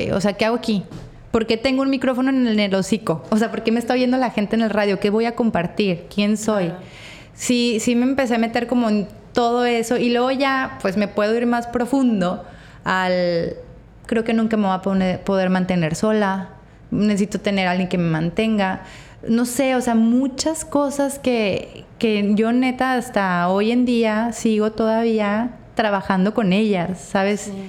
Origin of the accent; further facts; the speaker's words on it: Torreón, Coahuila, Mexico; now in Mazatlán, Mexico; Todavía Torreón, de donde yo vengo, es una sociedad mucho más cerrada que Mazatlán